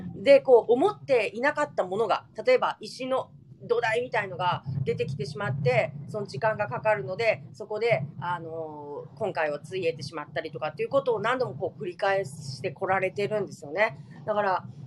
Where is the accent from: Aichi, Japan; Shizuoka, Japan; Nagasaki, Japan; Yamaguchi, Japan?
Nagasaki, Japan; 私たち長崎県民